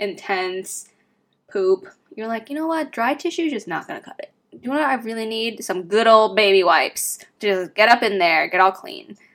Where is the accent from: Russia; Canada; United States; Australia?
United States; Renton, Washington; also born or lived in Kent, Washington; I also grew up Renton/Kent.